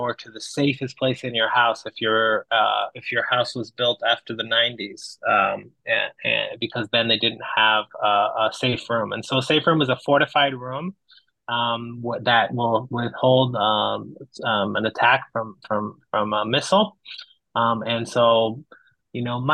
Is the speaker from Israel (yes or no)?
yes; Israel; I grew up in Israel